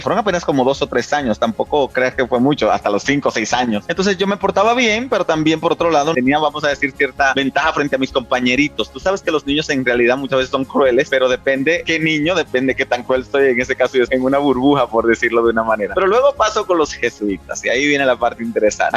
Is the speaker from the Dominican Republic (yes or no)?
yes; San Cristóbal, Dominican Republic; moved away as an adult; now in Mexico; Nací en San Cristóbal. Nací en un campo de San Cristóbal. Yo soy campesino